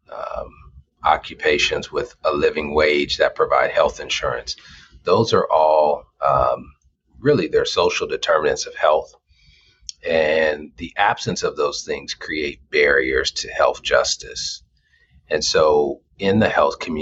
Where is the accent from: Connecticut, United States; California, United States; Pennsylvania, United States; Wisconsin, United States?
California, United States; Los Angeles; moved away as an adult; now in Des Moines, United States; I'm from California, born and raised in Los Angeles, and moved to Des Moines specifically for this opportunity